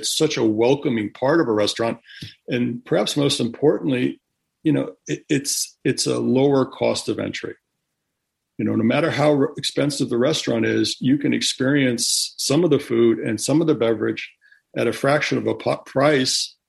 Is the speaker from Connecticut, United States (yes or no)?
yes; Connecticut, United States; where I grew up in Connecticut